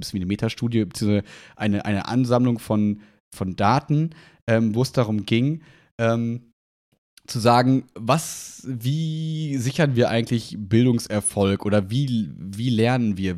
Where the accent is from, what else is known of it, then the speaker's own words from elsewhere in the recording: Germany; bei uns in Deutschland